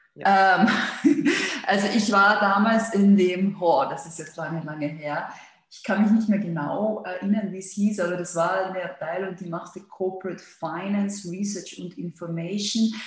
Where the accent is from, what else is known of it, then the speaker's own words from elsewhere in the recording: Austria; moved away as an adult; also born or lived in London / Hong Kong / Singapore / Madrid; now in Switzerland; ich bin Österreicherin